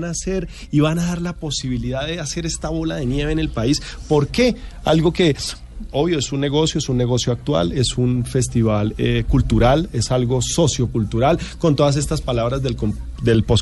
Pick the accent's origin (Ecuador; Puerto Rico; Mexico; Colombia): Colombia; Ibagué, Tolima; yo soy de Ibagué, yo soy Ibagué.